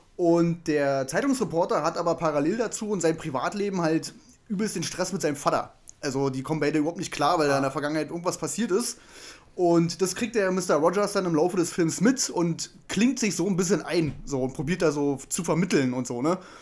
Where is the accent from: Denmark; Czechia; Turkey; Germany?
Germany; als Deutscher